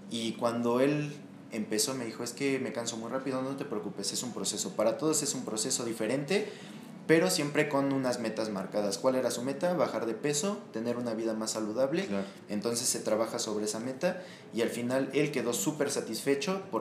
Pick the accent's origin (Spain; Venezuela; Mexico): Mexico; Cuernavaca, Morelos; now in Mexico City, Mexico; yo vengo de Cuernavaca, eh, estoy trabajando con gente de aquí del DF